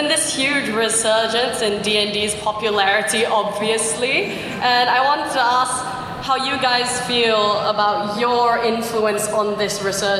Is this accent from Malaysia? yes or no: yes; Malaysia; I came from Malaysia